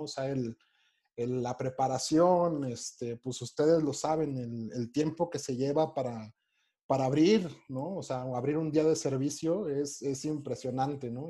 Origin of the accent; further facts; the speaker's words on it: Mexico; siendo mexicano, siendo mexicano